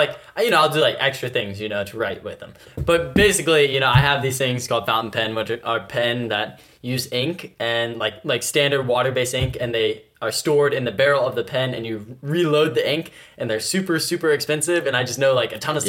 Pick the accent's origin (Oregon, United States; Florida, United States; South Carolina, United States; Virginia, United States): Virginia, United States; Richmond; I'm from Richmond